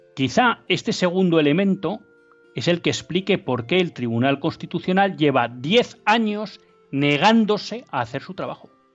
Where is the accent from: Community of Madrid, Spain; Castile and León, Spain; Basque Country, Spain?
Basque Country, Spain; Biscay; de Vizcaya, de mi tierra